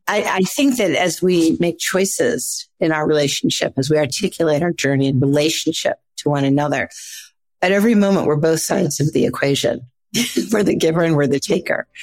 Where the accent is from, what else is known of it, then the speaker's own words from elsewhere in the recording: Midwest, United States; I grew up in the Midwest.